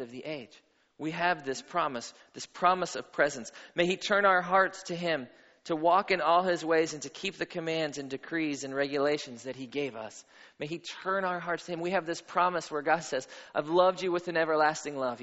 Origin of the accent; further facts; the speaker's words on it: Pittsburgh, Pennsylvania, United States; moved away as an adult; also born or lived in Atlanta; I grew up in Pittsburgh